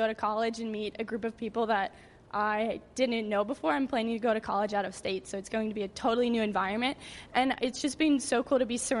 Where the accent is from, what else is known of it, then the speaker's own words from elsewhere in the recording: Arkansas, United States; I'm from Arkansas.